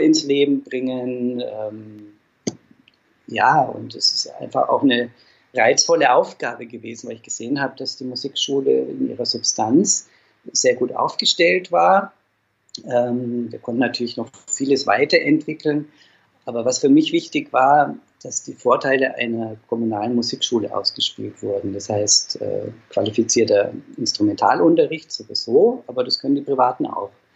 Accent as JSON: {"language": "German", "town": "Dinkelsbühl", "region": "Bavaria", "country": "Germany", "tie": "born or raised there", "moved": "yes", "lives_now": "Fulda, Germany", "said": "ich stamme aus Dinkelsbühl, das ist ein kleines Städtchen in Mittelfranken"}